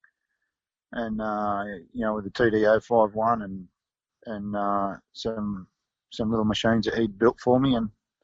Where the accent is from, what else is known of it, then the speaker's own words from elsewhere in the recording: Taree, New South Wales, Australia; also born or lived in Sydney; I was born in Sydney, but then we moved up to Old Barton, just near Taree, when I was one